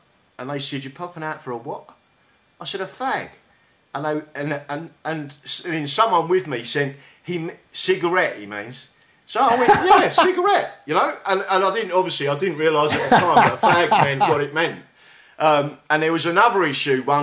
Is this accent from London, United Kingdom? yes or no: yes; London, United Kingdom; accent: South London; my South London accent